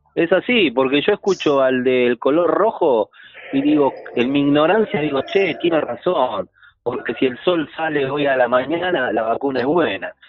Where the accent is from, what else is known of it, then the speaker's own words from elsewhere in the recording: Argentina; somos argentinos